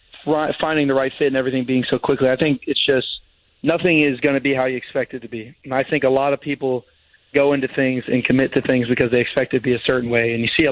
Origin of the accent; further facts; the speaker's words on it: St. Augustine, Florida, United States; I grew up in St. Augustine, Florida.